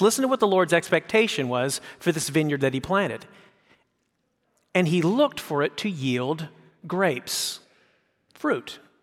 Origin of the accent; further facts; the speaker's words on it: San Francisco Bay Area, California, United States; I grew up in the San Francisco Bay Area